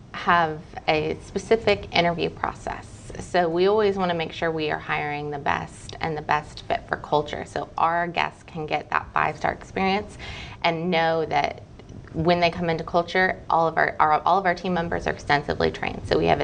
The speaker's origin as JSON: {"language": "English", "region": "Midwest", "country": "United States", "said": "Not originally. I'm originally from the Midwest, but my husband John and I have moved all over."}